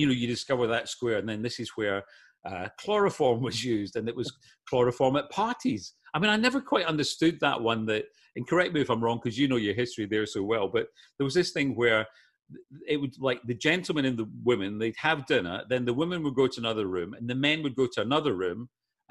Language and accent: English; Glasgow, Scotland, United Kingdom; now in Los Angeles, United States; As a kid growing up in Glasgow